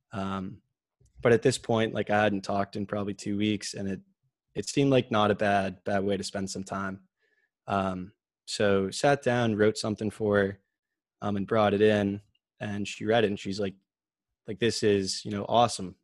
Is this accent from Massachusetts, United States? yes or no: yes; Medfield, Massachusetts, United States; I grew up in Medfield, like you said, uh, just straight through the public school system there